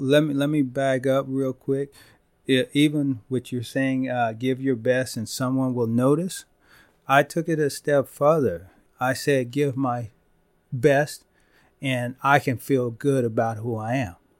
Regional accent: Van Vleck, Texas, United States; I'm from Van Vleck, you know, I graduated with sixty-seven kids in my class

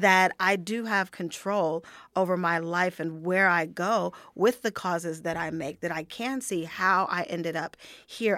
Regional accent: United States; moved away as an adult

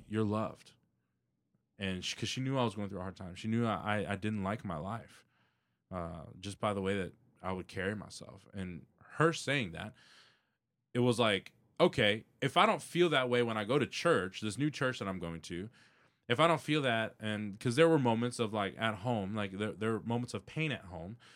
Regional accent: Houston, Texas, United States; born and raised in Southwest Houston

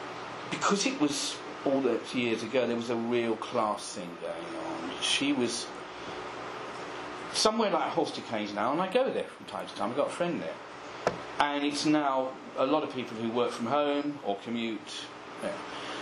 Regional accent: Croydon, London, United Kingdom; also born or lived in Haywards Heath, Sussex; and then we moved back into Croydon. So I would say I grew up in Croydon.

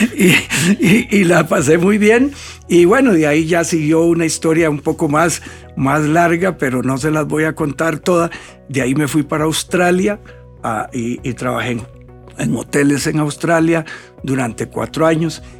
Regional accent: Costa Rica; lo más atractivo del país somos los costarricenses

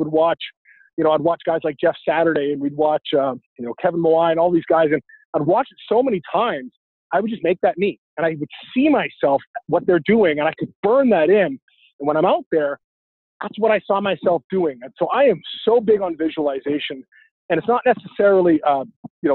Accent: Vancouver, British Columbia, Canada; growing up in Vancouver, UW was just down the street

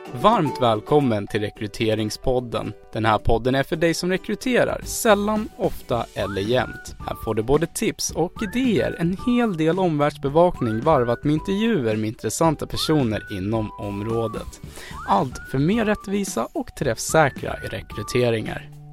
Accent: Stockholm, Stockholm County, Sweden; also born or lived in Dalarna; Stockholm, södra sidan av stan med anknytning till Dalarna på min pappas sida.

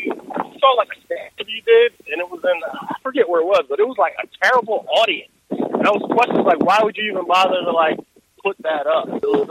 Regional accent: Delaware, United States; I'm actually from Delaware.

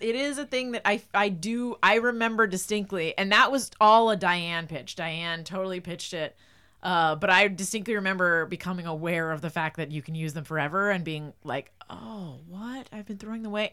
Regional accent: New Jersey, United States; I'm from New Jersey

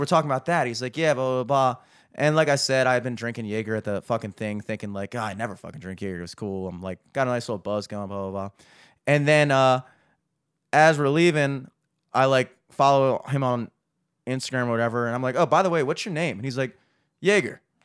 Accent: United States; as an American

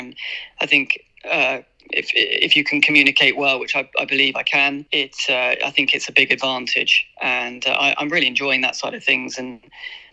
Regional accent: United Kingdom; moved away as an adult; being a British jockey

